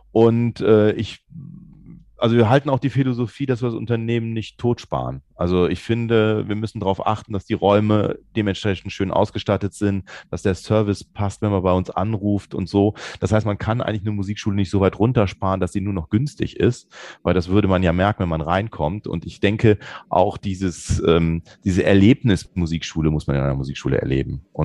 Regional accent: Bonn, North Rhine-Westphalia, Germany; Also es ist ja, wir kommen aus Bonn. In Bonn ist eigentlich eine recht gute Kundschaft.

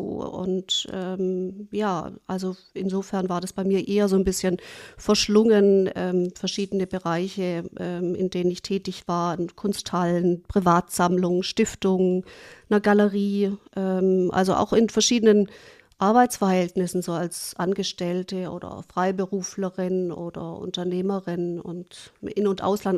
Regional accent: Germany; also born or lived in New York, United States; in mein Heimatland zurückkehren würde

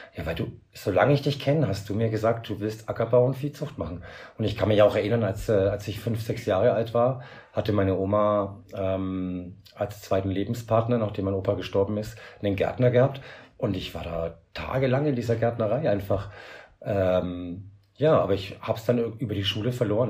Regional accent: Franconia, Bavaria, Germany; moved away as an adult; now in Gran Canaria, Spain; ich komme halt familiär aus, aus Bayern vom Dorf

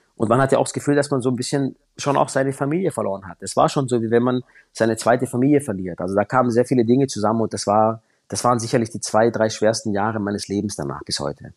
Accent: Baden-Württemberg, Germany; da bei uns im Süden Deutschlands

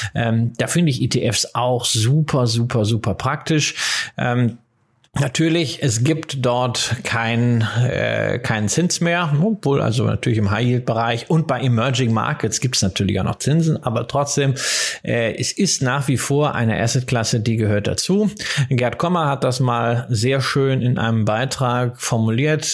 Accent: Rhineland, Germany; ich bin ja Rheinländer äh, ähm, von der familiären Prägung her

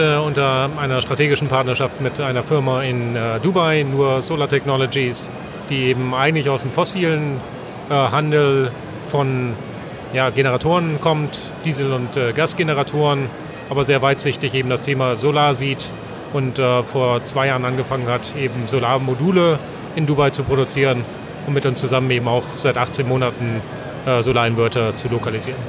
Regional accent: Northern Germany, Germany; als Norddeutscher

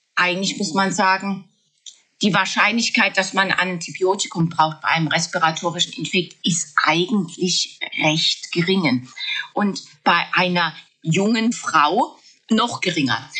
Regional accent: Germany; bei uns in Deutschland

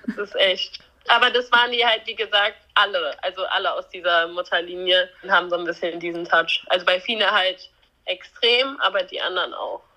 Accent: near the Dutch border, Germany; Marsbergen liegt halt relativ nah ja an meinem Heimatort, würde ich mal so sagen. Also wir sind relativ dicht an der holländischen Grenze.

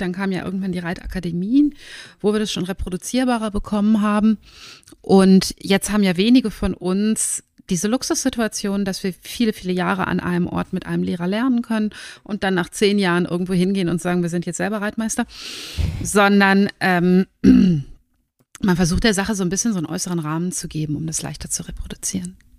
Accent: Germany; moved away as an adult; also born or lived in Northern Norway; now in Norway; ich bin Deutsche, wie ihr hört, aber habe den Lebensmittelpunkt nach Nordnorwegen verlegt, weil mein Mann hierher kommt

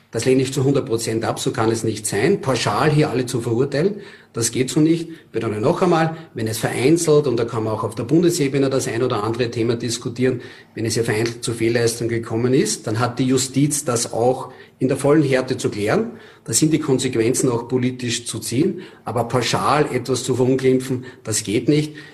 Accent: Lower Austria, Austria; Ich erlebe das in Niederösterreich, ich selber bin Niederösterreicher.

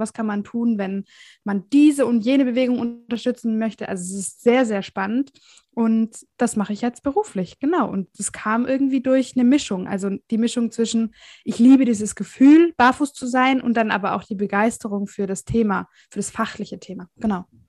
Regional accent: Southern Germany, Germany; Ich komme aus dem Süden von Deutschland.

